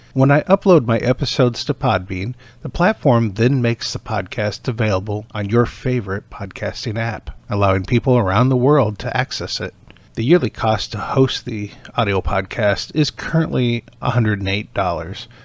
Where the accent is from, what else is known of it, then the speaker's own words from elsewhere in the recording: Michigan, United States; moved away as an adult; also born or lived in Iowa; now in Overland Park, Kansas, United States; I was originally from Michigan